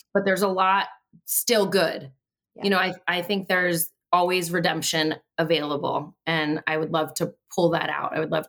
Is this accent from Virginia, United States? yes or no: yes; Prince William County, Virginia, United States; also born or lived in Blacksburg, Virginia; I came here when I was like 7 months old, so I don't know any different. This is my home. Like, it counts. Leave me alone, Josh. So. Yes, I'm a native Prince William Countyan.